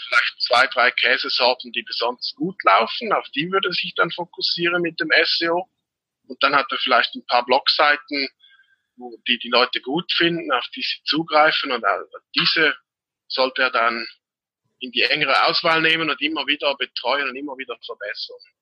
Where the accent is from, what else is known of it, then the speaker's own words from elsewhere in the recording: Switzerland; bin aus der Schweiz